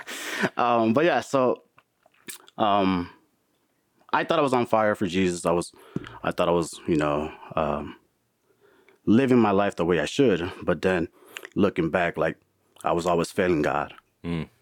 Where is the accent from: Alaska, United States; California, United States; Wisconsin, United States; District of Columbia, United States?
Wisconsin, United States; Milwaukee; now in Florida, United States; I live in Florida, born and raised in Milwaukee